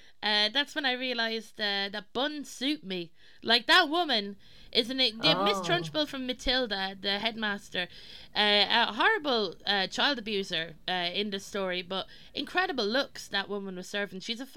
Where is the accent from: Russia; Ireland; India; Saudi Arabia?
Ireland; as Irish people.